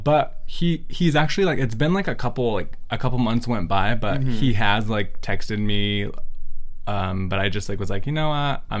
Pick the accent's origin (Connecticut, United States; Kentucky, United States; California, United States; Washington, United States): California, United States; Central; accent: Central California; I have an accent from Central California, and I just can't pronounce my vowels.